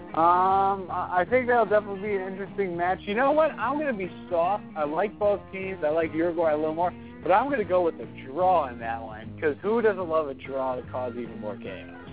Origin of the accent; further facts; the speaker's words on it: United States; as an American, somebody who bleeds red, white, and blue, literally